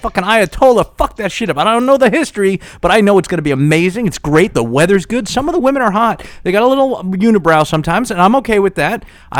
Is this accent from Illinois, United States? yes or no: no; New York City, New York, United States; I grew up in New York, in Staten Island